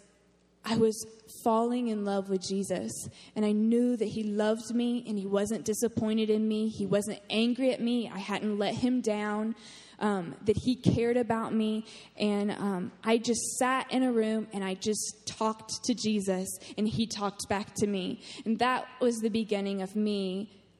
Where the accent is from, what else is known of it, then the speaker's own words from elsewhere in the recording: North Carolina, United States; moved away as an adult; I'm also from North Carolina. We're both from North Carolina. Corey's from the mountains, and I'm from the beach